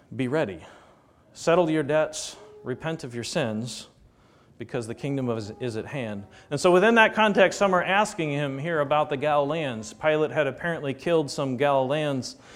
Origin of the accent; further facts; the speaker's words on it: United States; American Christians